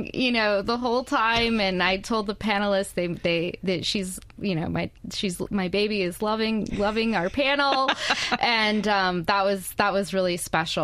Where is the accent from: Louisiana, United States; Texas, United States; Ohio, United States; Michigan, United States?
Louisiana, United States; Baton Rouge; also born or lived in California / Iowa / upstate New York / Nevada; now in Hattiesburg, United States; I grew up in Baton Rouge